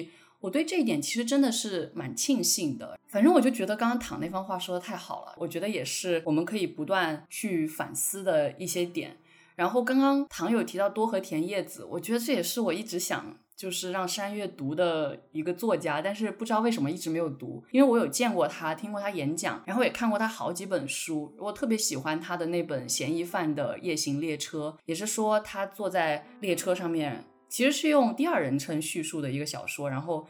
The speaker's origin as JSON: {"language": "Chinese", "town": "Guilin", "region": "Guangxi", "country": "China", "accent": "Guilin dialect", "first_language": "Guilin dialect", "second_language": "Chinese", "said": "因为我觉得我的母语应该是桂林话，所以我就觉得，哎，普通话是不是有点外？"}